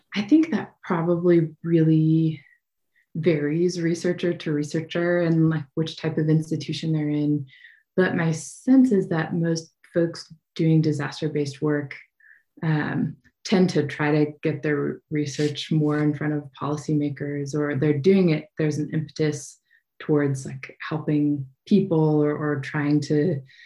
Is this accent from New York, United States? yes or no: no; Idaho, United States; moved away as an adult; I was born and raised here in Idaho, where wildfires are just a part of life